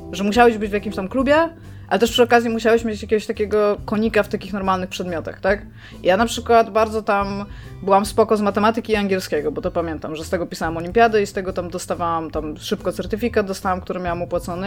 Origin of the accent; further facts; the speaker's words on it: Elbląg, Warmian-Masurian Voivodeship, Poland; urodziłam się w mieście, w którym jak wiecie, nie za bardzo chciałam się urodzić